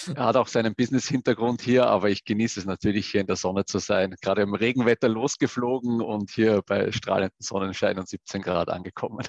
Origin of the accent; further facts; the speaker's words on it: Vienna, Austria; moved away; ich komme äh, ursprünglich mal aus Wien, da bin ich auch groß geworden